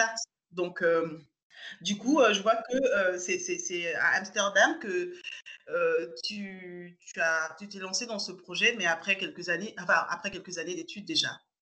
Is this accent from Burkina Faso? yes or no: yes; Burkina Faso; moved away as an adult; now in France; je suis du Burkina Faso